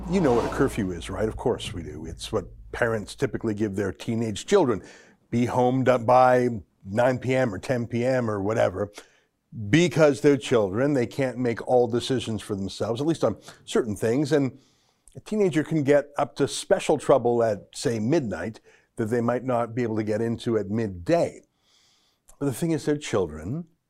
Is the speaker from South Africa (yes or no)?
no; Alberta, Canada; I'm from Alberta